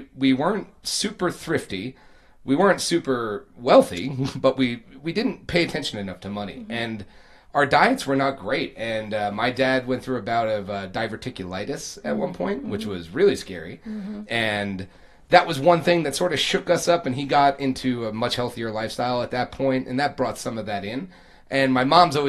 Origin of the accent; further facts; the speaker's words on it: Long Island, New York, United States; I grew up in Long Island